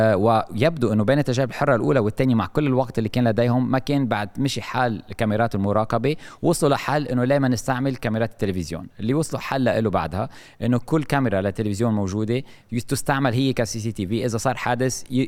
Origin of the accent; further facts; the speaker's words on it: Lebanon; نحن عندنا بلبنان